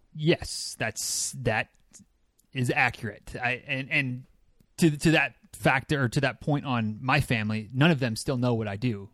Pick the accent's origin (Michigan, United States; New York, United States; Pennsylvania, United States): Michigan, United States; now in Florida, United States; I am a native Michigander